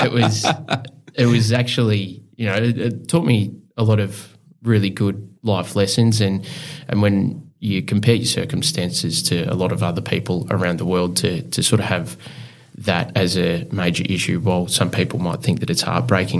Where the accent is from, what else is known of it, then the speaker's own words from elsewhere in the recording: Clifton Springs, Victoria, Australia; also born or lived in Geelong; We grew up in a commission house, which was in Clifton Springs